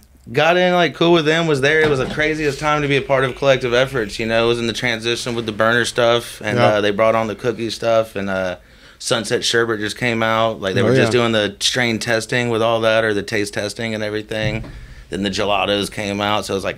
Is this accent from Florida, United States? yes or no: yes; Tallahassee, Florida, United States; moved away; I'm from Tallahassee, Florida.